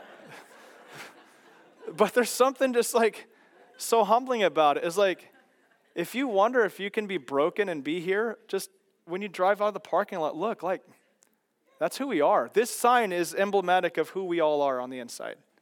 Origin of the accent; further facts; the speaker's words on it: Kansas, United States; growing up in Kansas and my dad working on golf carts